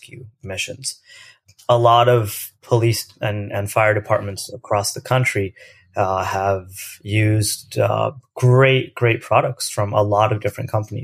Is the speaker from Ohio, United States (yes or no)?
yes; Lewis Center, Ohio, United States; moved away as an adult; also born or lived in India / Berkeley, California; I spent most of my life growing up in the state of Ohio. Ohio is known for not a lot of things happen there. It's a great place to grow up. I grew up about 25 minutes north of Columbus, which is our capital, in this town of Lewis Center, Ohio.